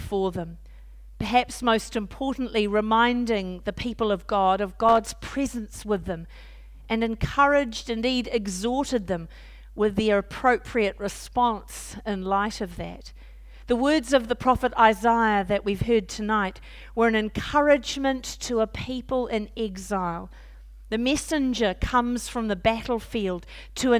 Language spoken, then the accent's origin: English; New Zealand; moved away as an adult; also born or lived in Auckland, New Zealand; now in Kent, United Kingdom; I was Dean of the Cathedral in Auckland this time last year, that will help you know we're from Aotearoa, New Zealand